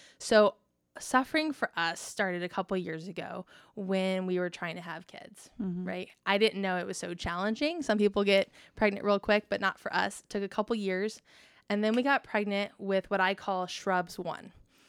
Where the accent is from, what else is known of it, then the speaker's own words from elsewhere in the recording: California, United States; moved away as an adult; also born or lived in Indiana / Florida; now in Texas, United States; I'm originally from California